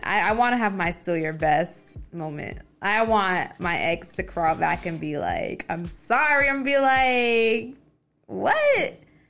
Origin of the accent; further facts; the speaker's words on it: Jamaica; I'm from Jamaica